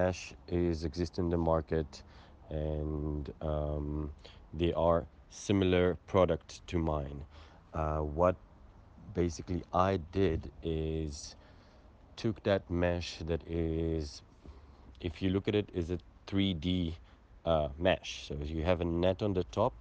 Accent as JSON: {"language": "English", "country": "Israel", "moved": "as an adult", "lives_now": "South Africa", "said": "I'm originally from Israel, moved down to South Africa 4 years ago"}